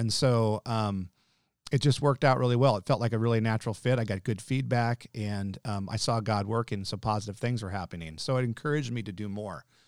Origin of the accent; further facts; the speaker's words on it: Nevada City, California, United States; also born or lived in Daly City, California; I was born in San Francisco, South San Francisco in Daly City. Uh, lived there till we were f, well, till I was four, and we moved up to Nevada California about five days before I started kindergarten